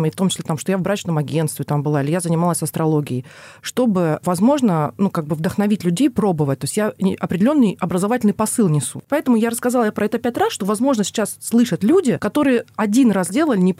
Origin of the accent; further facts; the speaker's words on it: Don region, Russia; а я донская казачка